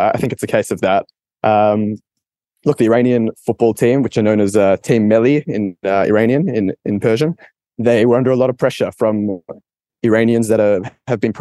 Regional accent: Australia; my home country, Australia

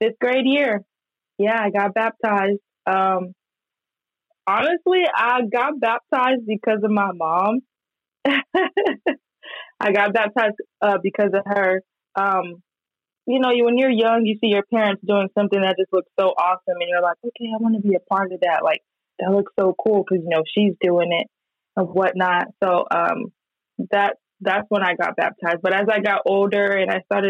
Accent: Miami, Florida, United States; moved away as an adult; now in Dallas, United States; born and raised in Miami, Florida, currently living in Dallas, Texas.

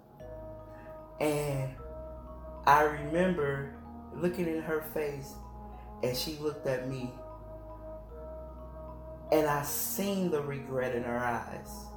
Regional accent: Chicago, Illinois, United States; I'm from Illinois, Chi-town, suburbs, all them, they don't cry, thugs don't cry, that's what I was raised on

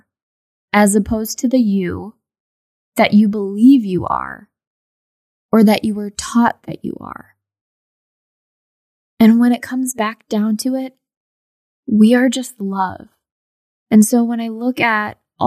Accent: United States; I am obviously Indian American

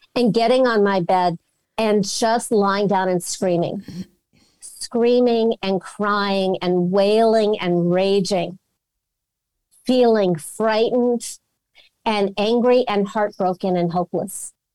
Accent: Los Angeles, California, United States; I'm from Los Angeles.

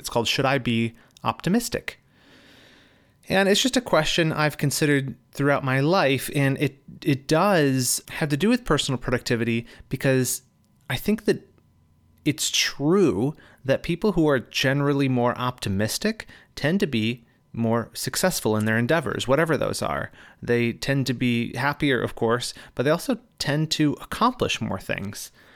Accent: Michigan, United States; now in California, United States; I am moving from California back to my home state of Michigan.

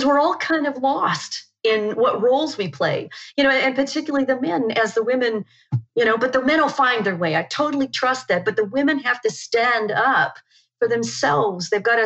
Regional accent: Canada; moved away as an adult; also born or lived in New Zealand; I'm from Canada

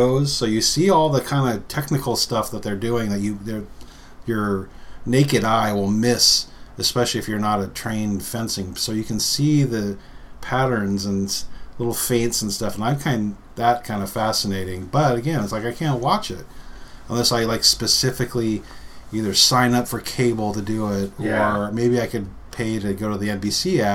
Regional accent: United States; as an American

